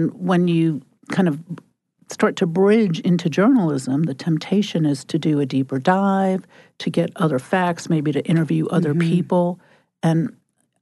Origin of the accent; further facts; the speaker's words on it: New York, United States; growing up in New York.